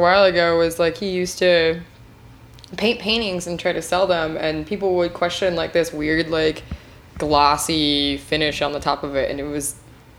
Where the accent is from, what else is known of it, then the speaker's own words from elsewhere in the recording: Washington, United States; moved away; I'm from Washington, but I grew up 3 hours north of Aberdeen.